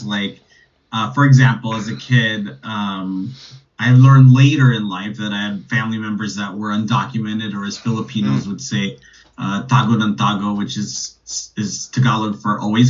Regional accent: Los Angeles, California, United States; I'm from Los Angeles, specifically Northeast Los Angeles, and I grew up in a neighborhood called Eagle Rock

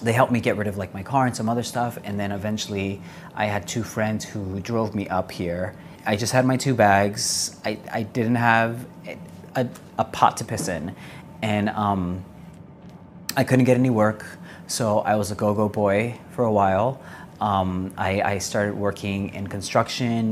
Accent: Greenville, South Carolina, United States; I am from Greenville, South Carolina.

